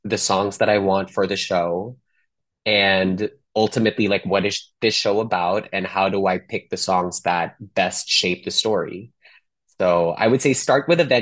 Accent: Manila, Metro Manila, Philippines; moved away as an adult; now in Los Angeles, United States; growing up in Manila all the way to the last 10 years here in Los Angeles

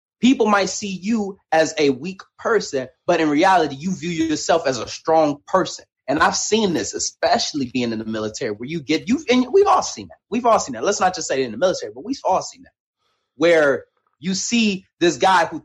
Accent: Detroit, Michigan, United States; Me growing up in Detroit, Michigan, raised by a single mother

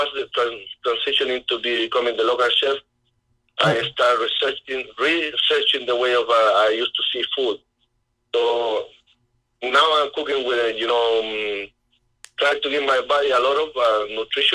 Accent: Chile; growing up in Chile

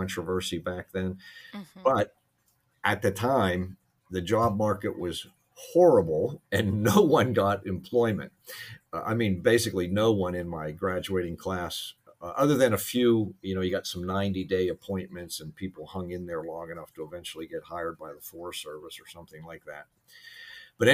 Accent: Pittsburgh, Pennsylvania, United States; I grew up in Pittsburgh

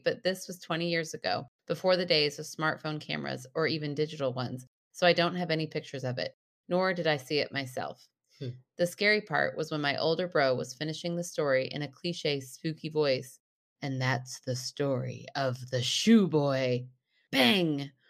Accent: Michigan, United States; I grew up in the Rust Belt, 45 minutes north of Detroit. I was born in the city, but had the privilege of growing up in a small town with lots of fields and woods to play and roam around in.

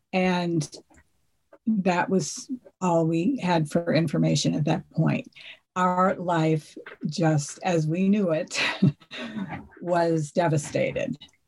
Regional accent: Hingham, Massachusetts, United States; I grew up in Hingham, a lovely town on the South Shore of Massachusetts. And I was part of a family of five.

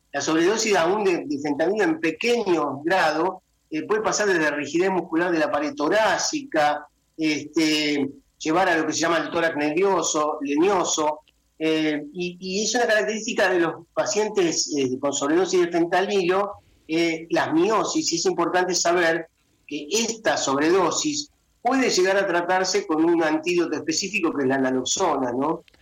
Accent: Argentina; en mi país, en Argentina

